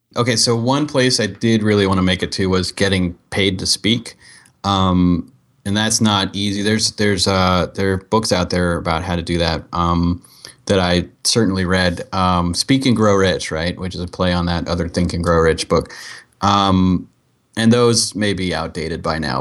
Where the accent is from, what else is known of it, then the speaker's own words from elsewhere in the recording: Dayton, Ohio, United States; moved away; also born or lived in San Diego; I was from Dayton, Ohio